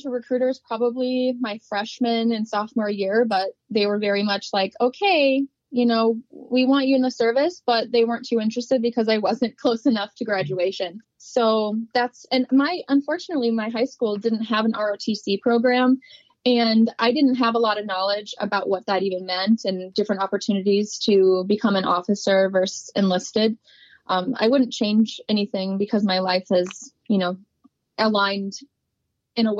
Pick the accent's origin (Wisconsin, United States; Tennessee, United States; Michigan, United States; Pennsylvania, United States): Wisconsin, United States; La Crosse; I grew up in La Crosse, Wisconsin, and born and raised.